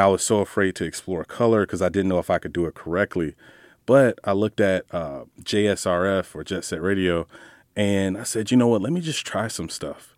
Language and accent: English; Jacksonville, Florida, United States; first language English; Jacksonville, Florida, grew up on the north side.